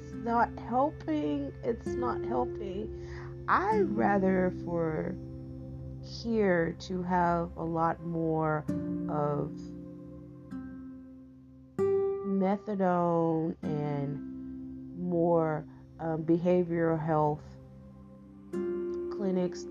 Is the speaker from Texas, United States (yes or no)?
yes; East Texas, United States; being a Texan, I'm a fifth generation Texan, and. And then, like, being, like, raised in a very small East Texas town